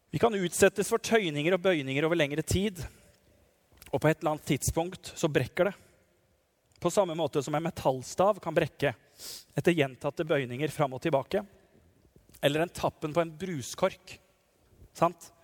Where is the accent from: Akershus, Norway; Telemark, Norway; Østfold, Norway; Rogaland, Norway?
Telemark, Norway; Nissedal; fra Nissedal, der jeg kommer fra, heimbygda mi